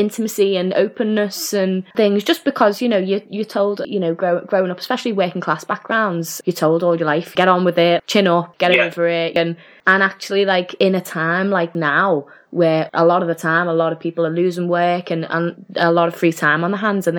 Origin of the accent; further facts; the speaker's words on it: Liverpool, North West England, United Kingdom; moved away as an adult; also born or lived in Leeds / London; I grew up in Liverpool, I'm back in Liverpool now, but I've lived in Leeds and London and stuff